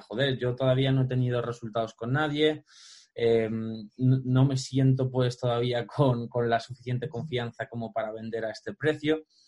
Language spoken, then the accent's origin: Spanish; Alpedrete, Community of Madrid, Spain; me recorría todo mi pueblo, aquí en Alpedrete, toda la sierra